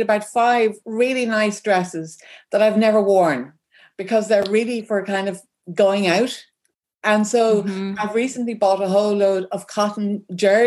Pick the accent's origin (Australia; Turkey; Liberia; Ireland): Ireland; Dublin, Leinster; also born or lived in rural Ireland; I live in rural Ireland. I'm originally from Dublin.